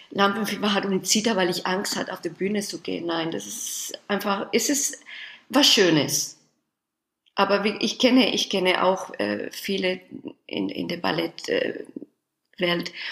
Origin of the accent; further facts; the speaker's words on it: Spain; born there; German is a second language; ich bin in Spanien geboren